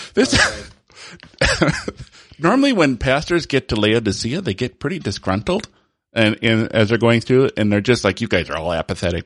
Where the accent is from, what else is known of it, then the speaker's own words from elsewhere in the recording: Holland, Michigan, United States; I was born in Holland, Michigan, which is, you know, a huge reformed